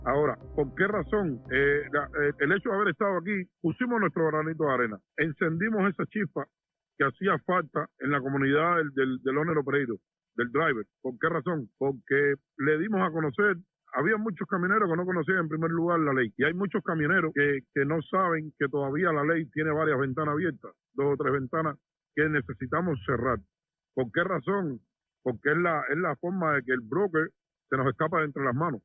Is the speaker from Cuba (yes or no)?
yes; Cuba; now in Florida, United States; soy cubano, vivo en Florida.